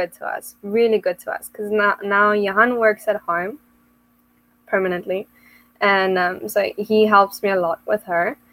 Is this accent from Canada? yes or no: no; South Africa; moved away as an adult; now in England; I'm originally from South Africa